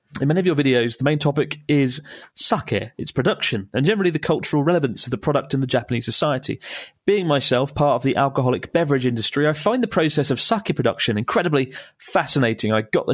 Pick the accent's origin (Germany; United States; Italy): Italy; English is a second language; moved away as an adult; now in Gloucester, United Kingdom; It's … from Gloucester, but I'm originally from Italy. I moved here 3 years ago to work in the brewing industry.